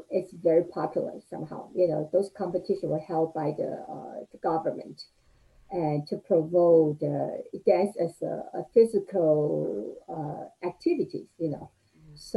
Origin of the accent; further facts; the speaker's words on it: Taiwan; moved away as an adult; now in United States; I was uh, um, a child, you know, growing up in Taiwan.